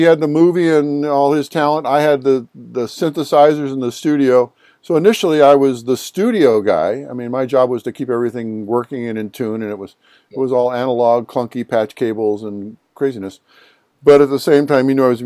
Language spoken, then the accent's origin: English; Cleveland, Ohio, United States; I'm from the Cleveland area. I was a rock and roll guy